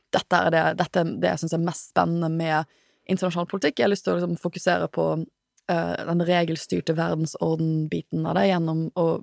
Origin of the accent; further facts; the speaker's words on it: Trøndelag, Norway; Som jeg er fra Trøndelag.